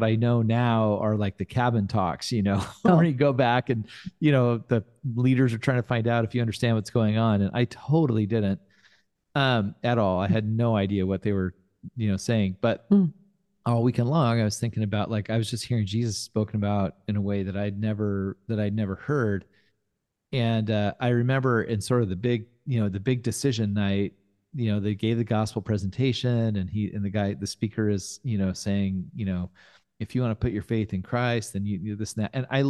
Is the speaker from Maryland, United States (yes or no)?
no; Fresno, California, United States; I grew up in Fresno